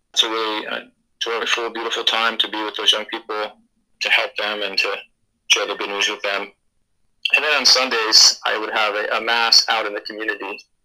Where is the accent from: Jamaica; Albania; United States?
United States; moved away as an adult; now in Papua New Guinea; as an American, as a Westerner